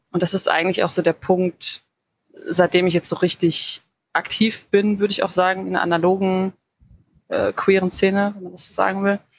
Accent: Dortmund, North Rhine-Westphalia, Germany; now in Bochum, Germany; ich komme eigentlich aus Dortmund, aber ich wohne jetzt seit mehreren Jahren in Bochum.

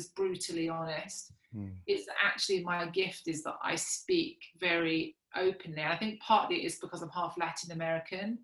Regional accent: Kent, South East England, United Kingdom; also born or lived in South Africa; I grew up originally in Kent, and then when I was 13, my parents moved to South Africa

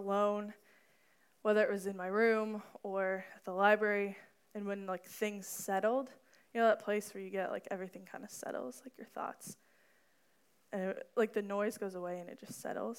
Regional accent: Danville, United States; My hometown is Danville

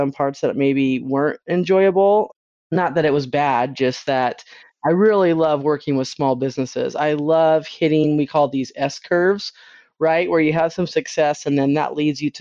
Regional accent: Utah, United States; I grew up in Utah

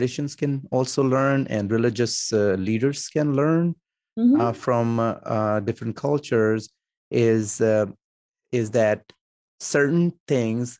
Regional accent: Punjab, Pakistan; now in United States; I'm from Punjab in Pakistan

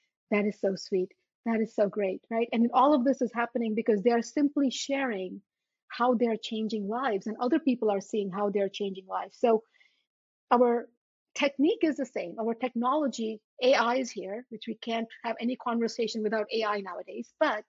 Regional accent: India; born there; Because you see, I was born in India and I had black spots on my teeth.

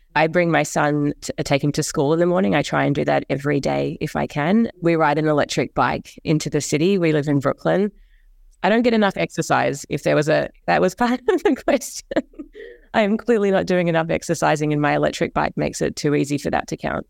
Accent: New Zealand; moved away as an adult; also born or lived in Australia; now in New York, United States; I grew up in Australia and in New Zealand, which is where I went to school and to college

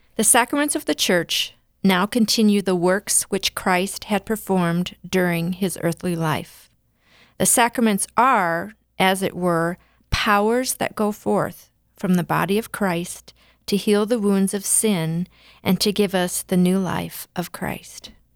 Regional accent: West River, South Dakota, United States; I'm a West River girl

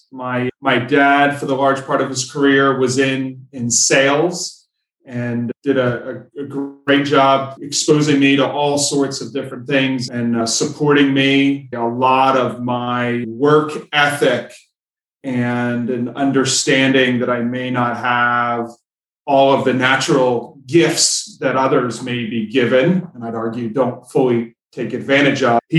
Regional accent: Jersey Shore, New Jersey, United States; I would say the majority of my childhood was spent growing up down the Jersey Shore, nestled somewhere right between Seaside Heights and, and Long Beach Island.

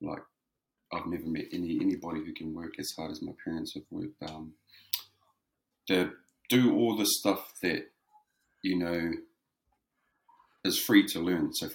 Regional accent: Whakakī, Hawke's Bay, New Zealand; moved away as an adult; also born or lived in Gisborne (Tairāwhiti); now in Wellington, New Zealand; Grew up back home in Whakakī. So Whakakī is where I'm from. Grew up there for the majority of my life

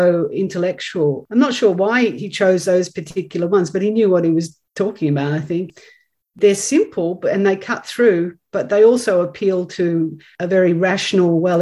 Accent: Australia; as an Australian native

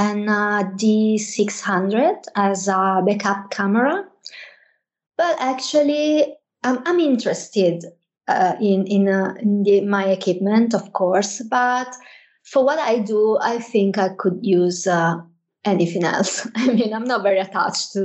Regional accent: Venice, Veneto, Italy; English is a second language; moved away as an adult; now in Milan, Italy; I'm Italian. I was born and raised in Venice, greater area. I've been working and living in Milan for many years now

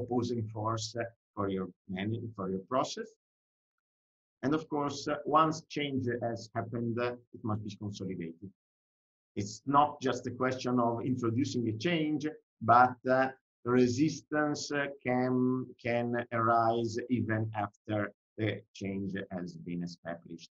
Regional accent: Italy; accent: Italian; English is a second language; I'm Italian, I didn't say that, but probably you can imagine from my accent.

